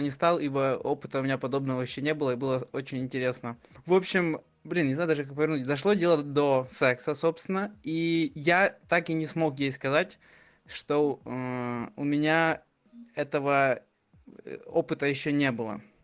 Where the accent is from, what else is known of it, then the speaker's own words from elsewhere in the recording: Ukraine; я из Украины